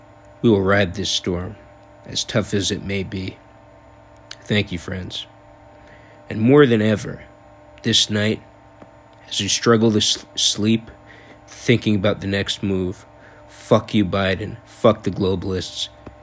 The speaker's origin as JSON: {"language": "English", "country": "United States"}